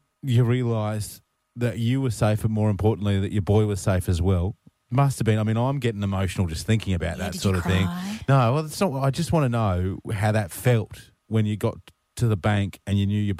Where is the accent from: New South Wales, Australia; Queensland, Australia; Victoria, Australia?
Queensland, Australia; as a Queenslander